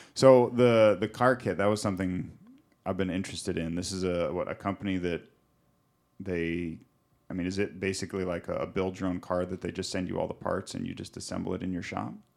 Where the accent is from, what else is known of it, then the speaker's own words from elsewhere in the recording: Montana, United States; moved away; also born or lived in Pacific Northwest; growing up in Montana and then living in the Pacific Northwest